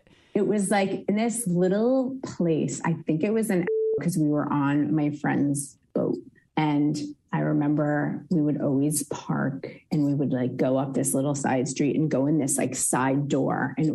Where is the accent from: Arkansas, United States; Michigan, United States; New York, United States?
New York, United States; Long Island; I grew up in Long Island